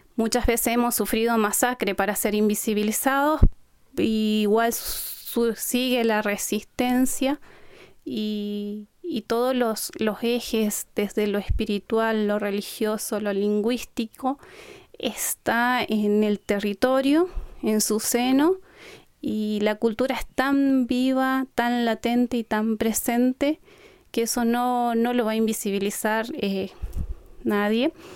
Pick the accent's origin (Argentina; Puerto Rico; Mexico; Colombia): Argentina; Colonia Aborigen, Chaco; first language Qom; Vengo de Napalpí, un territorio ancestral con preexistencia